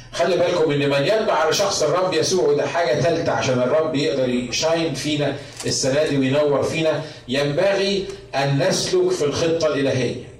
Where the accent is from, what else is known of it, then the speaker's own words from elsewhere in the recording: Egypt; moved away; احنا عندنا في مصر